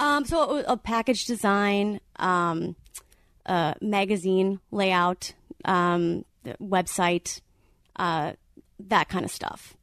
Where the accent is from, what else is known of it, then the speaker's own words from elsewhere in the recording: Wisconsin, United States; moved away as an adult; also born or lived in Madison, Wisconsin; now in Orange County, United States; I'm from Wisconsin